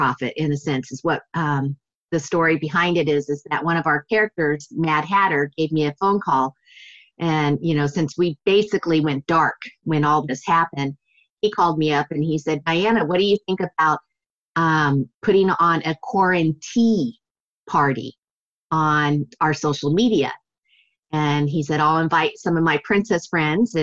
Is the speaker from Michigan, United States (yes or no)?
no; Redlands, California, United States; my hometown, Redlands